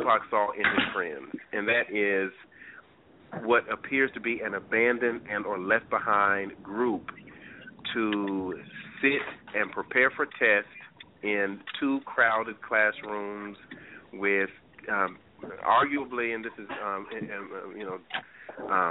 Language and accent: English; North Carolina, United States; moved away as an adult; now in Chicago, United States; I grew up in North Carolina, where we were bused to schools for the purposes of integration